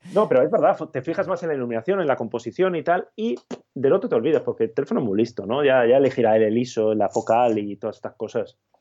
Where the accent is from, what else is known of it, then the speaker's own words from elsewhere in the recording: Basque Country, Spain; moved away; estas navidades que he estado por mi tierra, por Euskadi